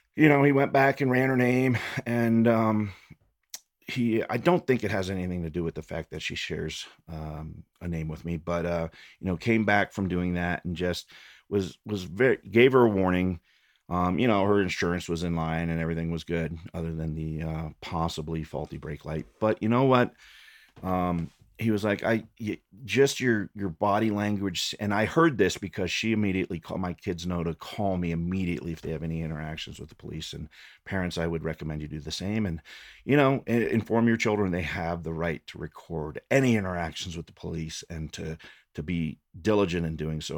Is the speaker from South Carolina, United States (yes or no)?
no; Fort Collins, Colorado, United States; also born or lived in Loveland, Colorado; Growing up in Fort Collins and Loveland